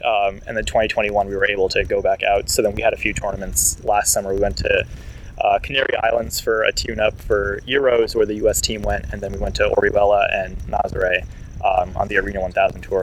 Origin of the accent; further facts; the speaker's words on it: near Washington D.C., District of Columbia, United States; moved away as an adult; now in Los Angeles, United States; I grew up near Washington D.C., and then I moved out to L.A. in mid 2010s.